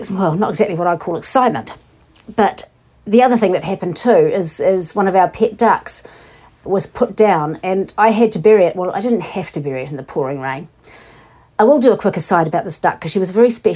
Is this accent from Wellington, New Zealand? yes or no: no; Invercargill, Southland, New Zealand; now in Tasman, New Zealand; I grew up in Invercargill